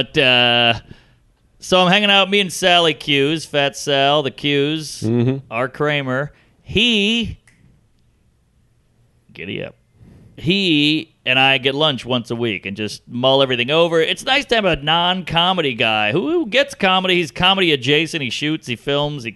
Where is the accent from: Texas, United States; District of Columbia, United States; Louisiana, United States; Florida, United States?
Louisiana, United States; now in New York, United States; I grew up in Louisiana.